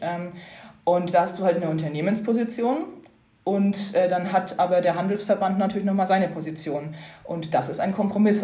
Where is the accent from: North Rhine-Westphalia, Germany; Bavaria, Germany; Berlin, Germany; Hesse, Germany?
Bavaria, Germany; Upper Franconia; moved away as an adult; now in Brussels, Belgium; bin ursprünglich aus Oberfranken, gar nicht so weit weg von Bayreuth aufgewachsen